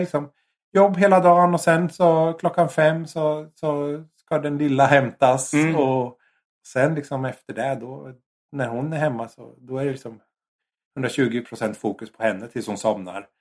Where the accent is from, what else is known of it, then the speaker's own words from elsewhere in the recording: Sweden; now in Japan; som svensk